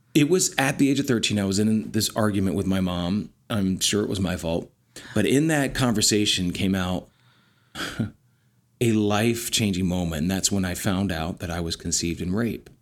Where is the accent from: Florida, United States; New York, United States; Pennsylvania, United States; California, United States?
Pennsylvania, United States; Lancaster County; operated with one and a half bathrooms in a farmhouse in Lancaster County, Pennsylvania